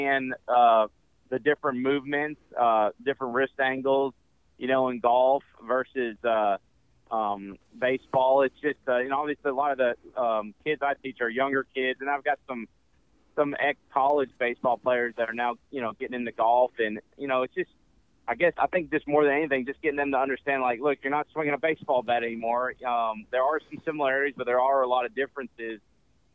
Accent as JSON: {"language": "English", "town": "Memphis", "region": "Tennessee", "country": "United States", "tie": "born or raised there", "also_born_or_lived": "Erie, Pennsylvania / Buffalo, New York", "said": "I was born in Erie, Pennsylvania, so my whole family's from Buffalo, New York area. So I grew up playing hockey in Memphis"}